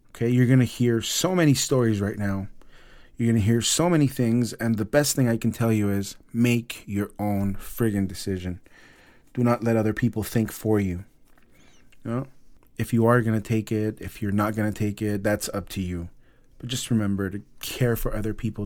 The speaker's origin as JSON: {"language": "English", "town": "Los Angeles", "region": "California", "country": "United States", "tie": "born or raised there", "said": "my hometown, Los Angeles"}